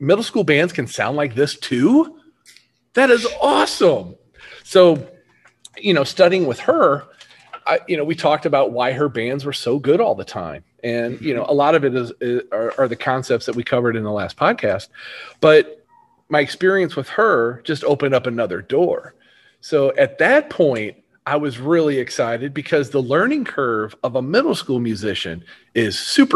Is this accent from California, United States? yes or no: no; Hillsboro, Missouri, United States; I grew up in Hillsboro, which is, you know, about 15, 20 minutes away from where I teach and live